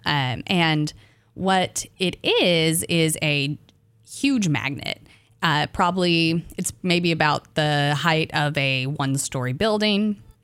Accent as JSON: {"language": "English", "region": "Arkansas", "country": "United States", "said": "I'm from Arkansas"}